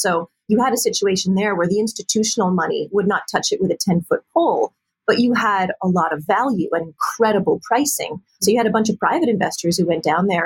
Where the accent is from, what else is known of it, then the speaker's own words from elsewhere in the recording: Montreal, Quebec, Canada; We're from Montreal, Canada originally. So that's where I grew up and still live.